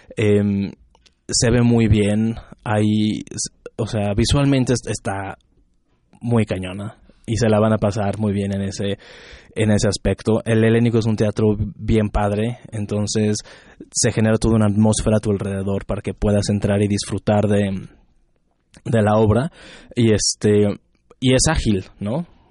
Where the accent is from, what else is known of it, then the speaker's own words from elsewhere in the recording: Guadalajara, Jalisco, Mexico; yo soy de Guadalajara